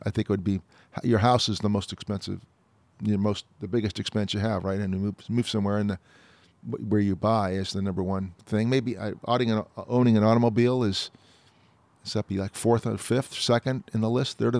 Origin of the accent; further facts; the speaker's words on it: New Jersey, United States; born there; I was born in New Jersey, so New Jersey's property tax rate is the highest in the country.